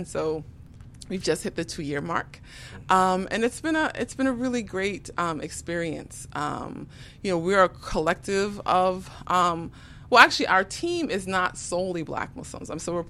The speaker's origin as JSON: {"language": "English", "town": "New York City", "region": "New York", "country": "United States", "moved": "as an adult", "lives_now": "Chicago, United States", "said": "Yeah, so Chicago is where I reside, right? But I'm Brooklyn till I die."}